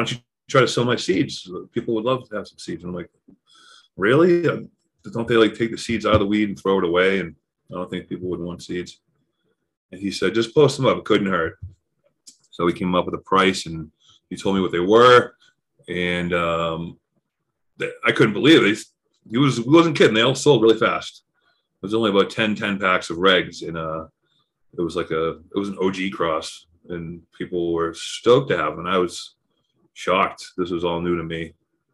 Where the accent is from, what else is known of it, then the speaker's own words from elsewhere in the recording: Massachusetts, United States; moved away as an adult; now in Colorado, United States; I grew up in Massachusetts, moved to Colorado 15 years ago